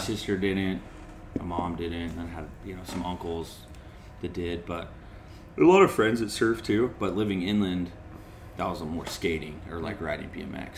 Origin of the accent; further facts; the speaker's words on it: North San Diego County, California, United States; I grew up in North San Diego County, inland a little bit